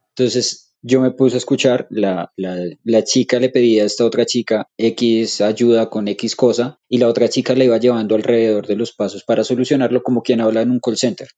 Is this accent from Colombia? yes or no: yes; Colombia; nosotros como colombianos